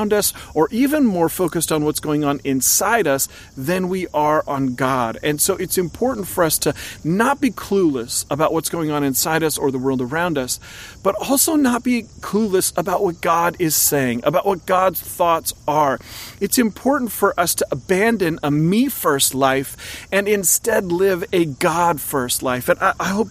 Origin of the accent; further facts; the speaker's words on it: Oregon, United States; I grew up in Oregon.